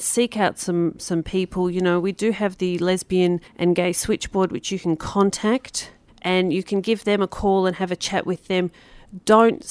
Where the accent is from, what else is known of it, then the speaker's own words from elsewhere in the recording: Australia; moved away; I never thought we had accents in Australia until I moved overseas